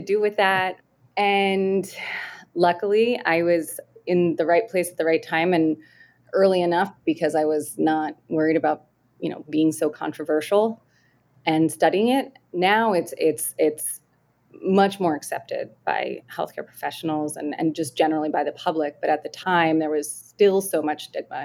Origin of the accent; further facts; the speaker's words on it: Delaware, United States; growing up in Delaware